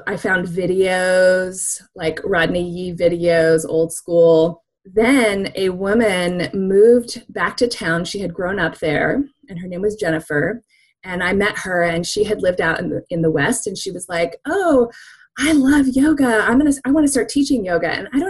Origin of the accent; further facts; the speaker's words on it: Japan; born there; I think partially was because I was born in Japan.